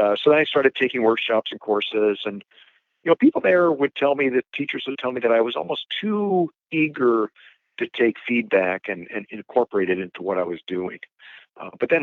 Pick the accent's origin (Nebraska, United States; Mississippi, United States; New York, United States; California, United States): Nebraska, United States; Omaha; also born or lived in Chicago, Illinois; I'm from Nebraska, Omaha, Nebraska